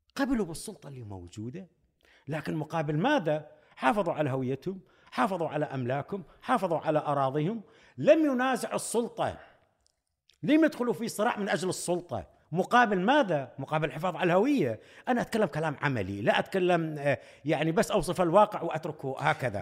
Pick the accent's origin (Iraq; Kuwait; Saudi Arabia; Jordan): Iraq; كعراقيين وكعرب سنة